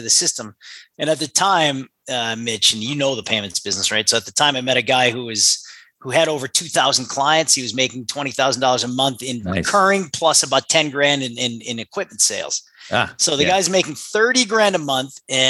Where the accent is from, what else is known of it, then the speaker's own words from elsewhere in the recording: Connecticut, United States; also born or lived in Lewiston, Maine; I grew up in Connecticut, actually. Okay. We moved to Connecticut when I was 4 years old from Lewiston, Maine, where I was born.